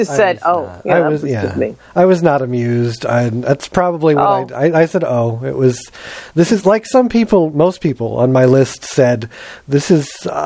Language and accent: English; Backwoods, Pennsylvania, United States; Backwoods, Pennsylvania